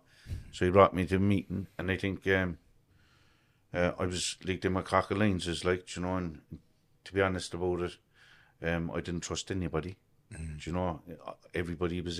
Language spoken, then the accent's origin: English; Cork, Munster, Ireland; I grew up in Achnaheeny, the north side